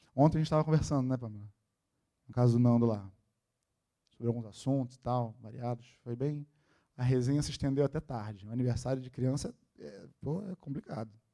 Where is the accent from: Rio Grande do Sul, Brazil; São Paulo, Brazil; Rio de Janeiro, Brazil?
Rio de Janeiro, Brazil; Nascido e criado na Tijuca